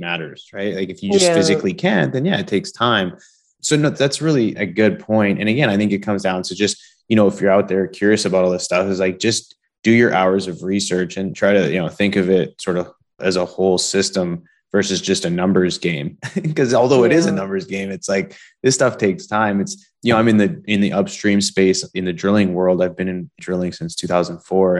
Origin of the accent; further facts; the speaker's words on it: Canada; I'm from Canada